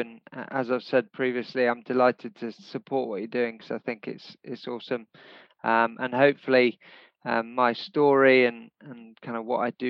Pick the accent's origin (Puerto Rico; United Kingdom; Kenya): Kenya; I was actually born and brought up in Kenya